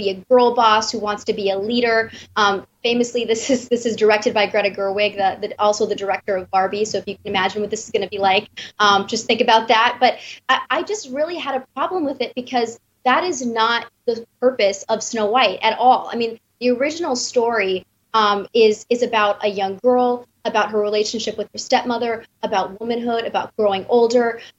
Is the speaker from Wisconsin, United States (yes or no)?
yes; Wisconsin, United States; I'm from Wisconsin